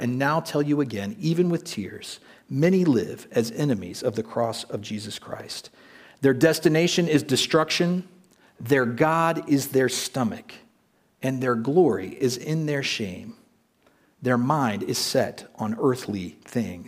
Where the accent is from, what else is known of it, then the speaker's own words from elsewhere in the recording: United States; moved away as an adult; now in Prague, Czech Republic; when I was a child growing up in the United States